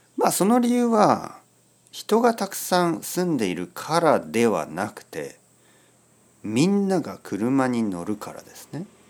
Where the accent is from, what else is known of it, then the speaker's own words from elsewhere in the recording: Oita, Japan; now in Tokyo, Japan; 田舎で生まれ育った